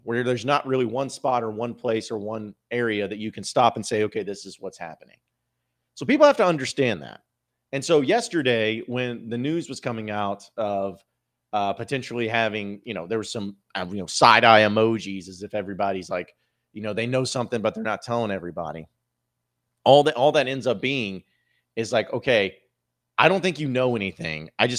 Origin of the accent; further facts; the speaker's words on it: Arkansas, United States; Growing up in Arkansas, it's always been a dream to play in a Razorback uniform.